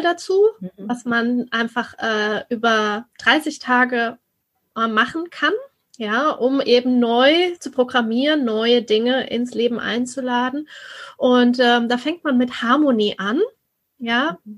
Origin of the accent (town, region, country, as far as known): Germany